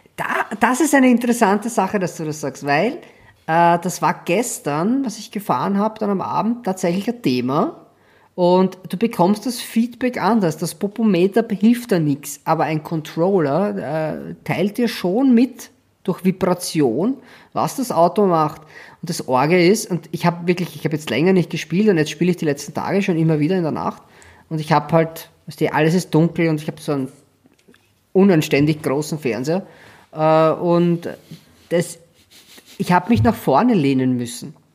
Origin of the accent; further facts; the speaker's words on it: Schwechat, Lower Austria, Austria; moved away; ich komme ja aus Schwächert